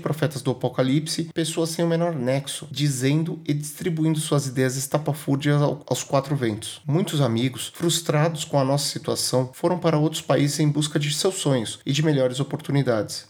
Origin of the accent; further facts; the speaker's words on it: Brazil; nascido e criado no Brasil